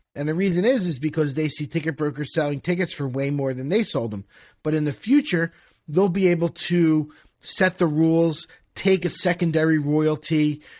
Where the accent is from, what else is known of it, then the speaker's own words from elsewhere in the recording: Philadelphia, Pennsylvania, United States; moved away as an adult; now in Miami, United States; I'm from Philadelphia.